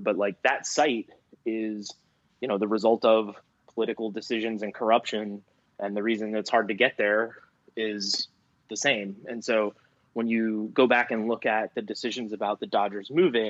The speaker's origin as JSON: {"language": "English", "area": "Long Island", "region": "New York", "country": "United States", "tie": "born or raised there", "said": "I grew up on Long Island, partly because my family all came from Brooklyn originally on Long Island."}